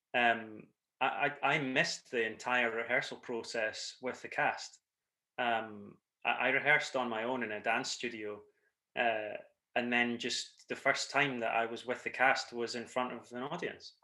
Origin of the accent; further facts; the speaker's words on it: Scotland, United Kingdom; accent: Scottish; I'm the Scottish accent that you'll recognise